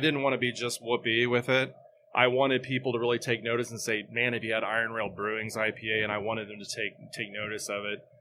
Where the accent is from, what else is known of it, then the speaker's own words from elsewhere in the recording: Southeast Kansas, United States; moved away as an adult; now in Topeka, United States; I'm from Southeast Kansas, but I've been in this area since the mid-nineties.